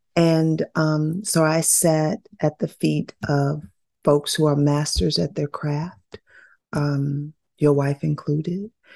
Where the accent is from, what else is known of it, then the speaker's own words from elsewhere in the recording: the South, United States; growing up in the South